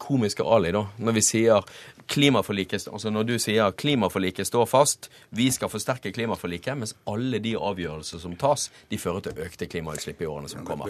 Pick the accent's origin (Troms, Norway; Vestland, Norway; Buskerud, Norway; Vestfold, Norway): Vestland, Norway; Bergen; now in Oslo, Norway; der jeg kommer fra, i Bergen